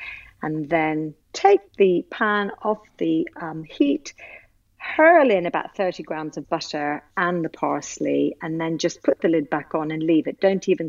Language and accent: English; Ireland; That's exactly right. I am literally Irish through and through.